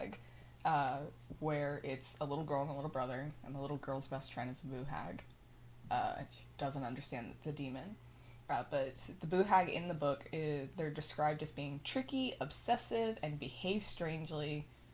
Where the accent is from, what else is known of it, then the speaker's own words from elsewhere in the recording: Midland, Texas, United States; I grew up in West Texas, so, like, you're just surrounded by petroleum